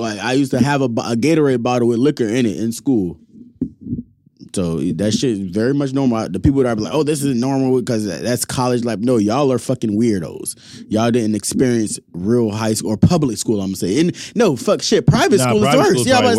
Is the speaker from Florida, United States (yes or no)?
yes; Naples, Florida, United States; I'm from Naples. All that shit is very much fucking normal.